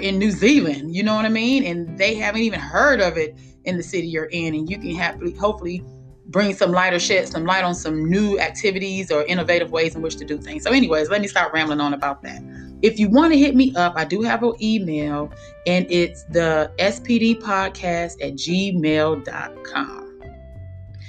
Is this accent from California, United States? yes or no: yes; Los Angeles, California, United States; moved away as an adult; also born or lived in Colorado; I'm from Los Angeles